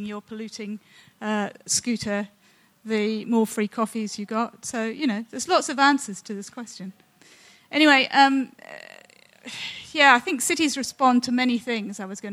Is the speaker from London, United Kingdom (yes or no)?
yes; London, United Kingdom; I was born in London, and it was 8 years after the worst and most devastating and killer smog that London ever experienced